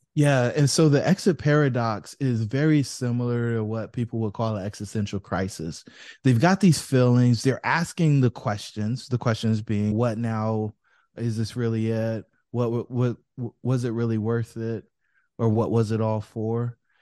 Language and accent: English; Fayetteville, North Carolina, United States; I grew up in Fayetteville, North Carolina, where I did a bunch of stuff